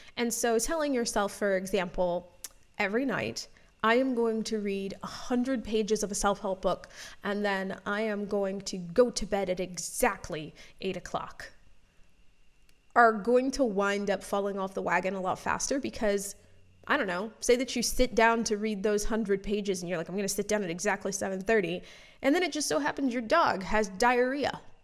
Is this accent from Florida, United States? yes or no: yes; Florida, United States; I grew up in Florida